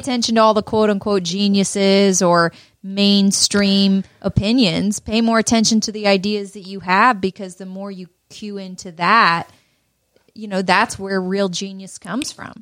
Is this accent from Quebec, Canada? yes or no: no; Peterborough, Ontario, Canada; also born or lived in Toronto; my hometown of Peterborough